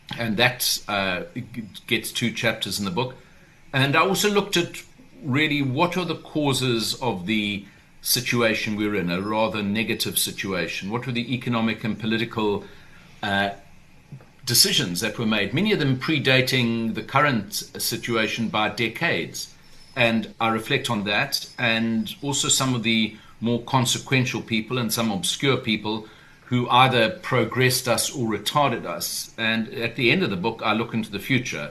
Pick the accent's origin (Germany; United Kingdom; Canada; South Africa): South Africa; Durban, KwaZulu-Natal; we grew up in Durban. I grew up in the 1960s and 70s there